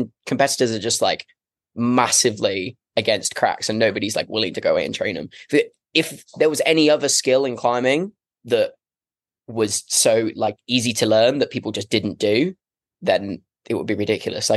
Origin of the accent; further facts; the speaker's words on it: Devon, South West England, United Kingdom; I'm from Devon